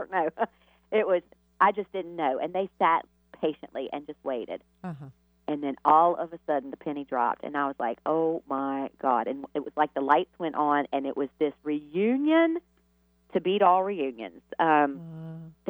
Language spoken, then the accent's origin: English; the South, United States; you can imagine growing up in the South in the Bible Belt